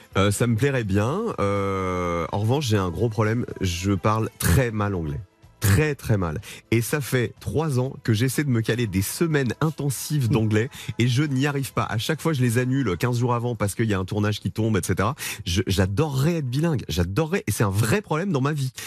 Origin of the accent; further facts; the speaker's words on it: Provence-Alpes-Côte d'Azur, France; moved away; je viens de la Provence, je viens des montagnes, du soleil